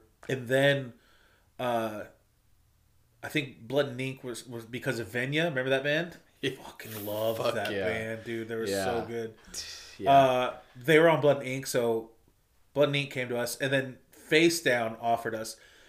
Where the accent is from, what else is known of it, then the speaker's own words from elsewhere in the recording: Michigan, United States; I'm from Michigan.